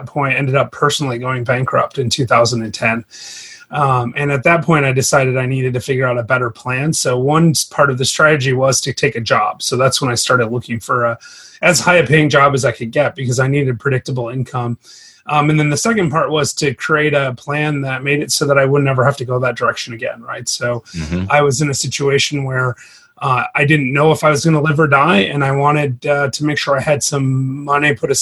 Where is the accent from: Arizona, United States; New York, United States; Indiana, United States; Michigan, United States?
Michigan, United States; Grand Rapids; moved away as an adult; now in Chattanooga, United States; I'm actually from Michigan, Grand Rapids, Michigan. Mm-hmm. But I live in Chattanooga now. I've been here for about 9 years now